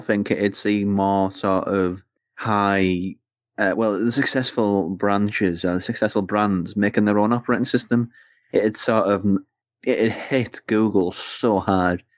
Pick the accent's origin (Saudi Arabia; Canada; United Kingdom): United Kingdom; England; as an English person.